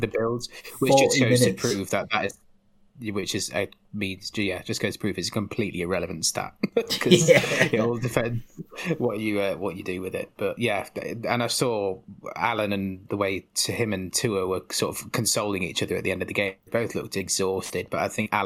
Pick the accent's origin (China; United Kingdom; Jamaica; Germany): United Kingdom; Sheffield, Yorkshire and the Humber; I'm from Sheffield